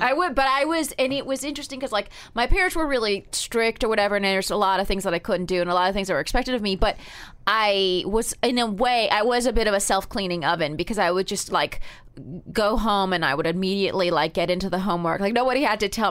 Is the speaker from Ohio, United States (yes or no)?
no; Palm Springs, California, United States; also born or lived in New Haven, Connecticut; I grew up in Palm Springs, but we were born in the same hospital in New Haven.